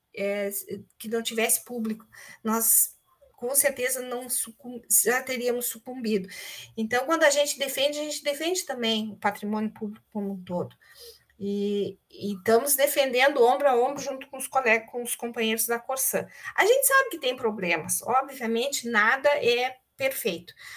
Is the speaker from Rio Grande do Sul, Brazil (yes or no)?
yes; Pelotas, Rio Grande do Sul, Brazil; moved away as an adult; now in Porto Alegre, Brazil; eu sou pelotense, nascida aí na cidade de Pelotas, com forte vinculação